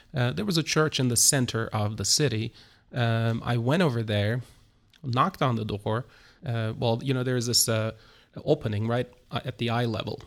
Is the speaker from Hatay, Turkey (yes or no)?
no; Istanbul, Turkey; moved away as an adult; now in Izmir, Turkey; I was born in Istanbul, Turkey. Uh, I'm, uh, uh, originally from Istanbul.